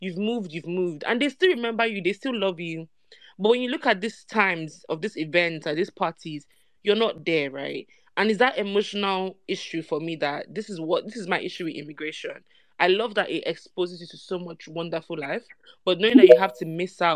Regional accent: Nigeria; moved away; as a Nigerian

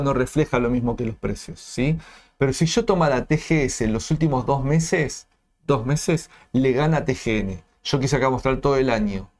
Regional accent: Argentina; como, argentino

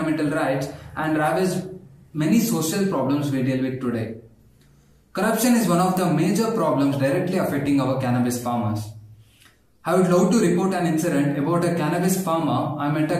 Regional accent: India

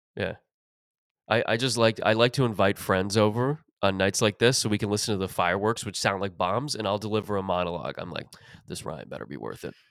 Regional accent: Mississauga, Ontario, Canada; growing up in Mississauga

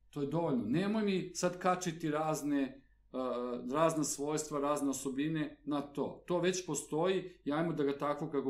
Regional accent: Belgrade, Serbia; ja sam odrastao na Novom Beogradu, rodio sam se, dakle, i praktično od rođenja živeo na Novom Beogradu. Mi smo bili jako privrženi tom svom kraju.

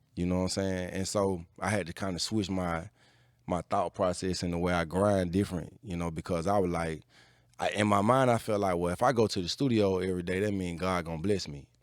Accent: Atlanta, Georgia, United States; I'm from Atlanta.

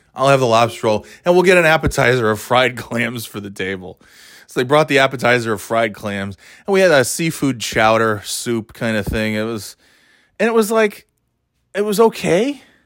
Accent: New York, United States; growing up in New York

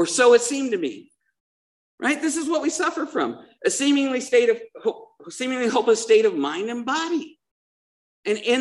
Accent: Salt Lake City, Utah, United States; also born or lived in Missouri; now in Dana Point, United States; I grew up in Salt Lake City

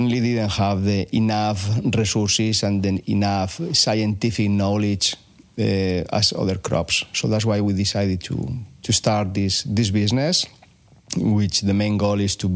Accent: Spain; moved away as an adult; also born or lived in Japan / Davis, California / Berkeley, California; now in United States; I'm originally from Spain

